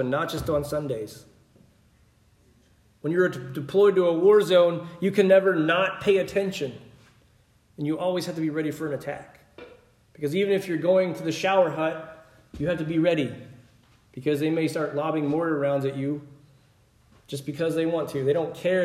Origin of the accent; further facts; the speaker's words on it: Pennsylvania, United States; moved away; also born or lived in Mississippi; Growing up in Pennsylvania, we would always get extra bread and milk